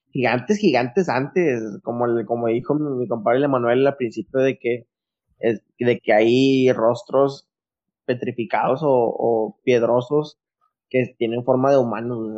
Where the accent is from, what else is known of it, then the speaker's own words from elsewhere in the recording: Tulum, Quintana Roo, Mexico; Somos de Tulum.